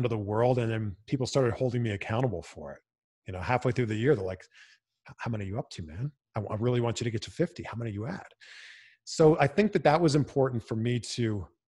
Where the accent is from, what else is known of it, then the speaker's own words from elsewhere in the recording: Canada; now in Los Angeles, United States; I'm originally from Canada